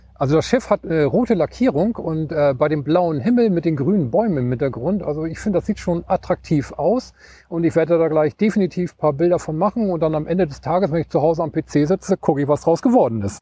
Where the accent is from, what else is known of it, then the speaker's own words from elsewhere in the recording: East Frisia, Lower Saxony, Germany; moved away as an adult; now in Hamburg, Germany; Ich komme aus Ostfriesland und äh, bin an der Ems groß geworden